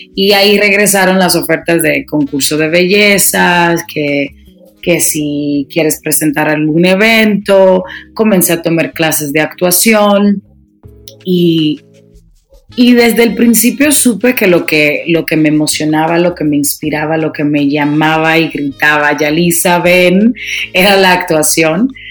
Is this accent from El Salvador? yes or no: no; Dominican Republic; moved away as an adult; also born or lived in New York City, United States; now in Mexico City, Mexico; me crié en mi país, República Dominicana